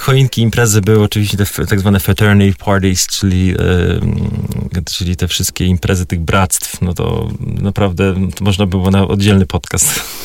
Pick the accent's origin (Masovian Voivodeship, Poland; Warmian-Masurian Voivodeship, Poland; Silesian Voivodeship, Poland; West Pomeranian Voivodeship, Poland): Warmian-Masurian Voivodeship, Poland; ja pochodzę z Mazur, więc tam rzeczywiście było bardzo tradycyjnie.